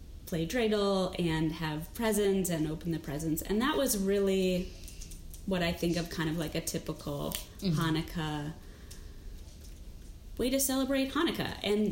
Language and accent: English; West Hartford, Connecticut, United States; I grew up in West Hartford, Connecticut